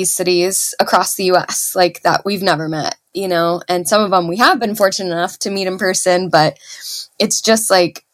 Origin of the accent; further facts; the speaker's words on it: Dallas, Texas, United States; moved away as an adult; also born or lived in New York City; now in Seattle, United States; I'm originally from Dallas, but I moved there in my early 20s